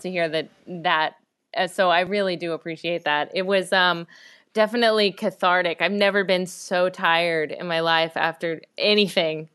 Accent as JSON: {"language": "English", "region": "Oklahoma", "country": "United States", "tie": "born or raised there", "also_born_or_lived": "Washington", "moved": "as an adult", "lives_now": "Los Angeles, United States", "said": "I was born in Washington, but I grew up my whole life in Oklahoma"}